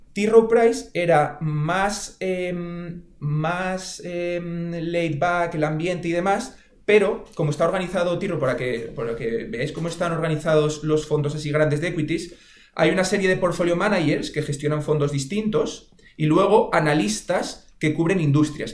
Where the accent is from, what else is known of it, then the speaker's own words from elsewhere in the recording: Oviedo, Asturias, Spain; yo soy de Oviedo